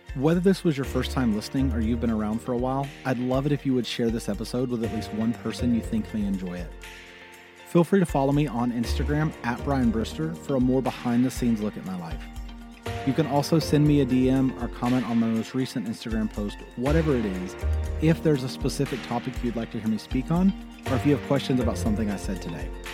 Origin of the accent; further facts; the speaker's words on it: Mississippi, United States; moved away as an adult; also born or lived in Syracuse, New York; now in New York, United States; I'm a boy from Mississippi who moved to New York because he always wanted it.